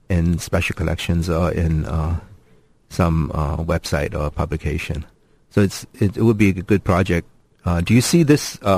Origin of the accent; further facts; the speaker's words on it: Oregon, United States; moved away; also born or lived in Ashland, Oregon; I was from Oregon.